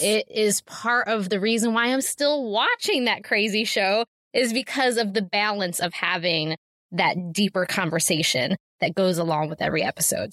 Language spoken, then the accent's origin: English; Ohio, United States; moved away as an adult; now in Amish country; my hometown in Ohio